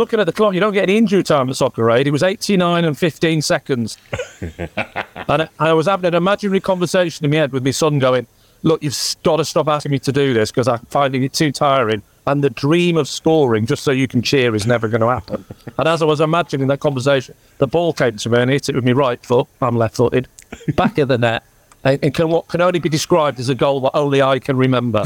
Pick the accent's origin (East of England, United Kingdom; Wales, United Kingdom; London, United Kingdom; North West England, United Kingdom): North West England, United Kingdom; Southport; also born or lived in Blackburn; I grew up in Southport